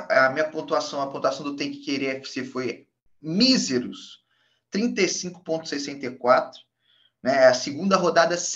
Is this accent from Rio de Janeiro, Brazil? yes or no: yes; Três Rios, Rio de Janeiro, Brazil; fui para minha cidade natal, Três Rios, ficar com a família.